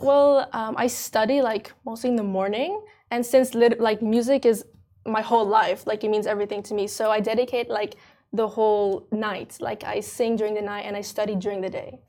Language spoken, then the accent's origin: English; Dubai, United Arab Emirates; I'm French Indonesian, and I was born here in Dubai